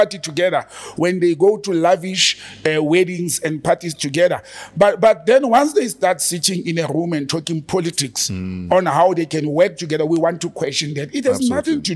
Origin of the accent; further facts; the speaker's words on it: South Africa; I'm a South African